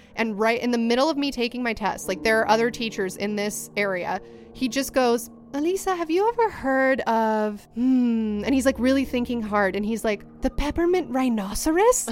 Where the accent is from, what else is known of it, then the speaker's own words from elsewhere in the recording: Ventura, California, United States; I was from Ventura area